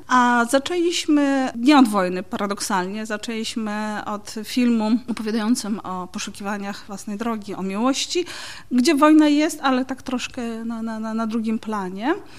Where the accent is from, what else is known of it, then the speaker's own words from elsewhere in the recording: Pervomaisk, Mykolaiv Oblast, Ukraine; also born or lived in Sofiivka, Ukraine / Legnica, Poland; now in Wrocław, Poland; Urodziłam się w Mikołajowie, e, to jest takie duże miasto obwodowe na południu Ukrainy. A mieszkałam później w takim miejscu o cudownie proletarskiej nazwie Pierwomajsk.